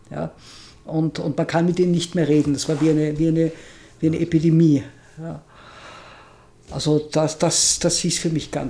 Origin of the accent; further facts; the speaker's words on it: Vienna, Austria; ich bin ja in Wien aufgewachsen und fand diese Stadt als Kind nur deprimierend. Und jetzt finde ich Wien unglaublich toll.